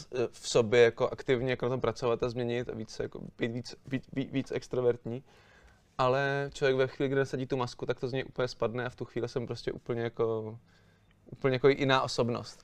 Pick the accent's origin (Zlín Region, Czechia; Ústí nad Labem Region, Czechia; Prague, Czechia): Prague, Czechia; A já jsem se narodil tady doma v Praze